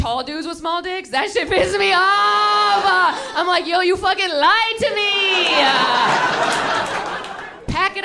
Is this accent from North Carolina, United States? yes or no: no; Buffalo, New York, United States; now in New York City, United States; I'm from Buffalo